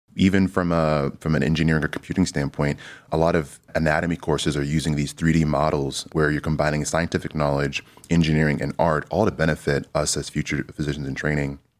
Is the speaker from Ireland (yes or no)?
no; Kansas City, United States; moved away as an adult; now in Cleveland, United States; I'm originally from Kansas City